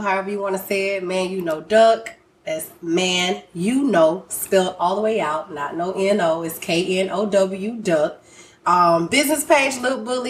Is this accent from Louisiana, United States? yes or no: no; Griffin, Georgia, United States; now in Houston, United States; I'm not from Houston. I'm from Griffin, Group Town all day